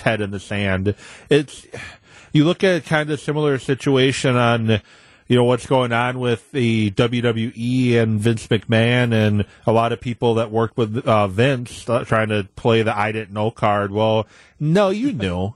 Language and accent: English; Madison, Wisconsin, United States; growing up in Madison